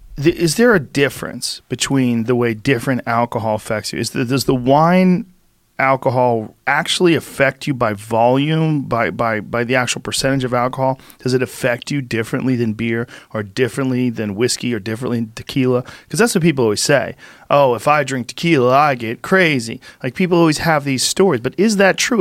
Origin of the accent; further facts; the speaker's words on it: Boston, Massachusetts, United States; I grew up in Boston